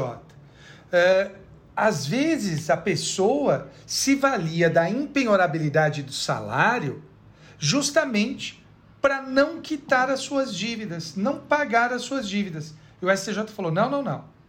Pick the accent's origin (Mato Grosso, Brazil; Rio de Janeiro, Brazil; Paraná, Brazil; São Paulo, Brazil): São Paulo, Brazil; Bebedouro; moved away; tenho um amigo de infância, Flávio Darbo. Eu acho que ele deve ser major hoje, uh, lá na, na região de onde eu venho, de Bebedouro